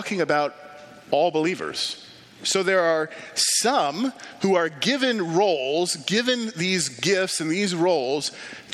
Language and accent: English; Ames, Iowa, United States; a EFCA church in my hometown in Ames, Iowa.